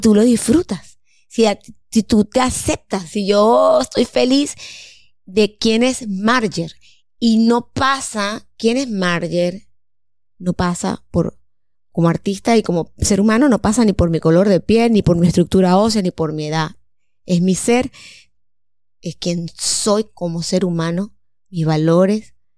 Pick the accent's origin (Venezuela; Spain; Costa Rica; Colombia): Venezuela; Mérida; moved away; cuando yo vivía en Mérida, que yo soy de Mérida